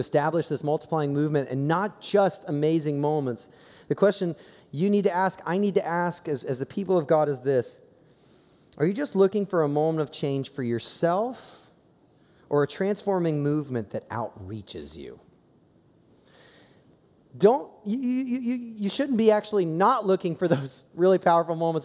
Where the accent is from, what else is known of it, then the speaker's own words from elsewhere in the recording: Columbus, Ohio, United States; I growing up in Columbus, Ohio